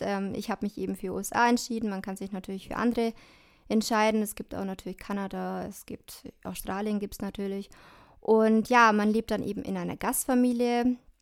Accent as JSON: {"language": "German", "town": "Dillingen", "country": "Germany", "said": "Ich komme aus Dillingen, aus dem schönen Dillingen"}